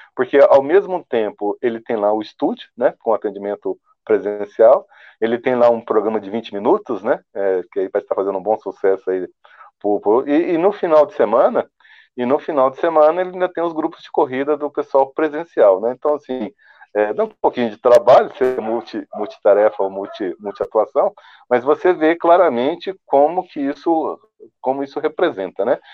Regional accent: Goiás, Brazil; eu sou goiano

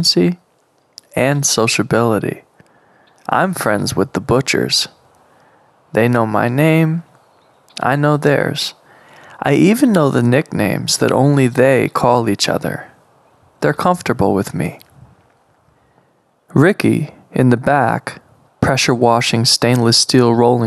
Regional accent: Monterey, California, United States; now in Oregon, United States; I'm from Monterey

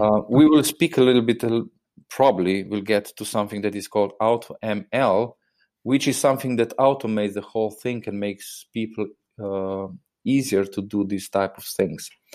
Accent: Slovenia; I'm obviously coming from Slovenia

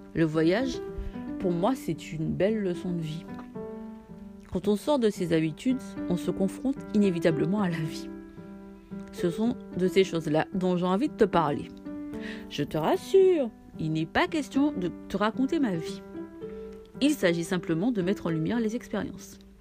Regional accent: Martinique; Je suis martiniquaise

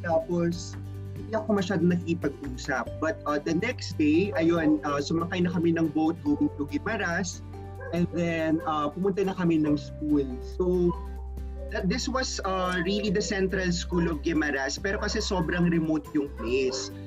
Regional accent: Antique, Western Visayas, Philippines; now in Makati, Philippines; I live in Makati right now, pero talagang uh, I'm from Antique. That's my home province.

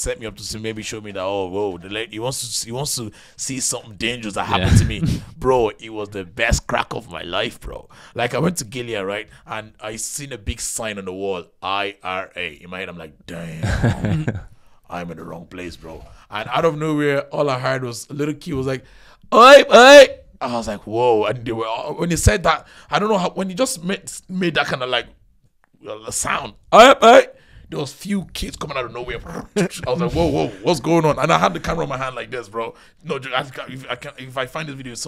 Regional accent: Dublin, Leinster, Ireland; also born or lived in Nigeria; now in Kildare, Ireland; I love Dublin because I was raised in Dublin

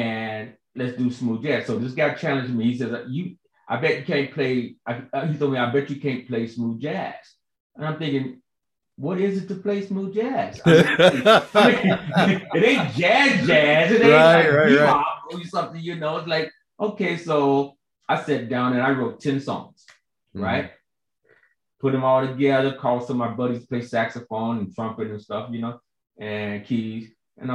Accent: Chicago, Illinois, United States; moved away as an adult; also born or lived in California; now in Georgia, United States; I'm from Chicago, as you know, and South Side of Chicago, Ida B. Wells Projects, and so growing up, hearing everybody on my block

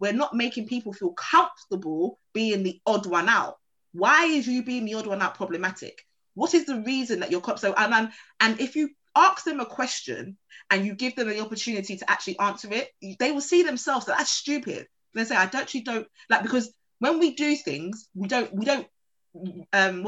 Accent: London, United Kingdom; I'm from Peckham

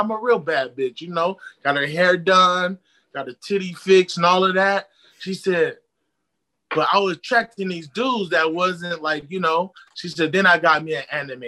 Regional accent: Inland Empire, California, United States; I'm from the IE. Then flew back home

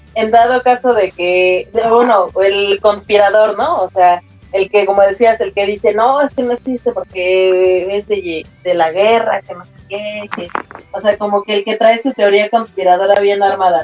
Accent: Mexico; como somos los mexicanos

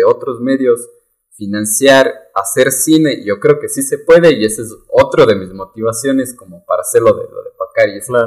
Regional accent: Ecuador; como ecuatorianos

